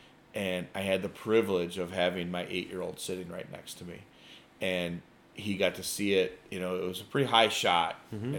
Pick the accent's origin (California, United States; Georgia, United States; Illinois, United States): Illinois, United States; Joliet; moved away; I grew up in the Joliet area